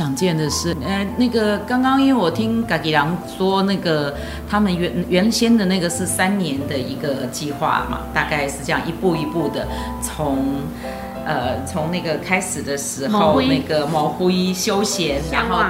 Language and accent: Chinese; Taipei, Taiwan; 其实嗯，社子真的是一个值得我们台北人。